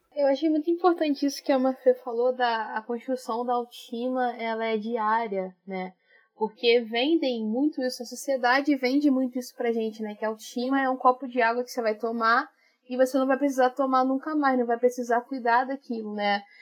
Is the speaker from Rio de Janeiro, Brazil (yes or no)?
yes; Rio de Janeiro, Brazil; Sou do Rio de Janeiro, na zona norte do Rio, suburbana